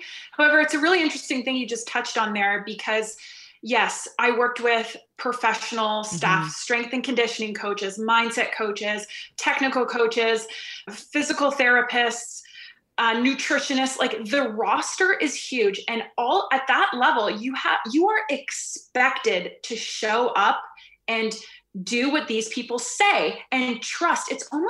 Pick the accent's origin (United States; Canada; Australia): Canada; And my identity as an Olympian, as a Canadian national champion, all the labels I had given myself